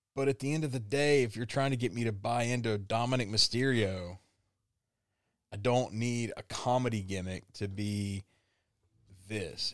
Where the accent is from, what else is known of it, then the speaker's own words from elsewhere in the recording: the South, United States; I was raised in the South